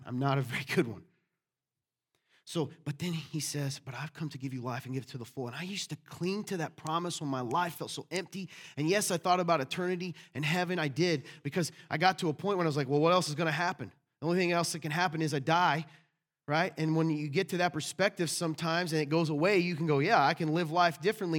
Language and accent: English; the South, United States; I was raised in the South